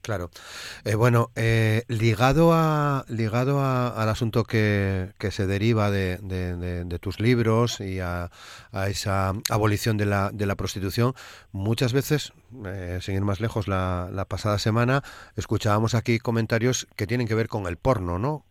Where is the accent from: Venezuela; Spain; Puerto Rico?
Spain; Asturias